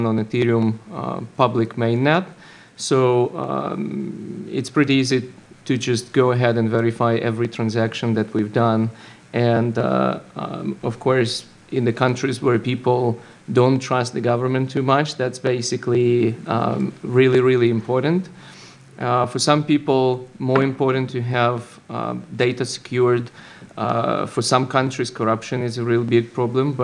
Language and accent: English; Ukraine; moved away as an adult; now in United States; Originally, I'm from Ukraine, and I had a little startup there that got acquired and brought me to the United States